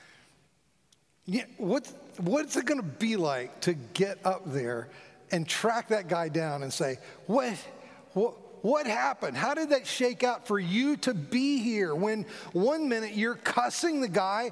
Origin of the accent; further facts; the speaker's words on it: Fort Lauderdale, Florida, United States; coming from a large Presbyterian church in my hometown of where I was raised, Fort Lauderdale